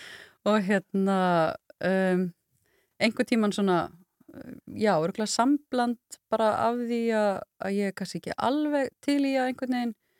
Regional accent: Kópasker, Northeastern Region, Iceland; moved away; also born or lived in Ólafsvík; ég er alin upp uh, á Kópaskeri

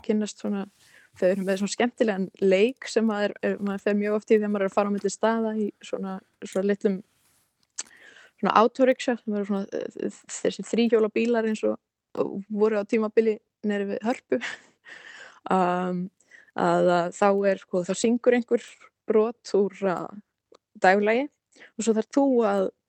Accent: Iceland; also born or lived in United States / India; ég var alveg upp hér á Íslandi og hafði búið nokkur ári bandaríkunum

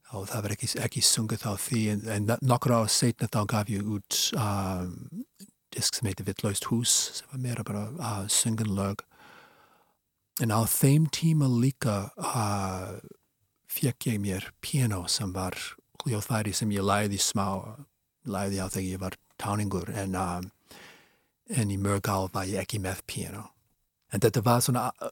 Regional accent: Boston, Massachusetts, United States; Icelandic is a second language; moved away as an adult; now in Iceland; þegar ég var krakki í Ósabí í Boston, ég er af svona Ískubergi brotin

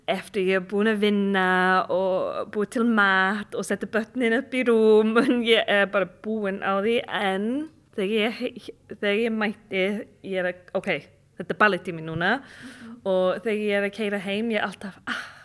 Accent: United Kingdom; Icelandic is a second language; now in Iceland; ég er frá Breitland en ég vinn í svona uh, eh, turistafyrirtæki

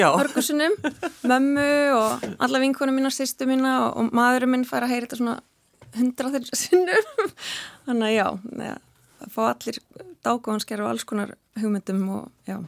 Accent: Garðabær, Capital Region, Iceland; moved away as an adult; now in Akranes, Iceland; ég er úr Garðabæi

